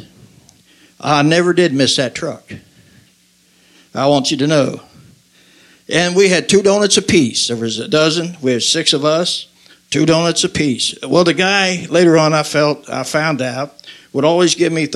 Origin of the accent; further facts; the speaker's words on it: Covington, Kentucky, United States; I was raised in Covington, Kentucky